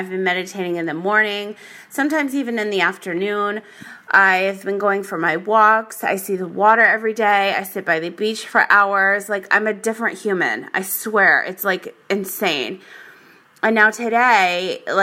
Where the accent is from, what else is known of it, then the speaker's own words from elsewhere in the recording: Rhode Island, United States; also born or lived in Las Vegas, Nevada; now in San Diego, United States; I grew up in Rhode Island.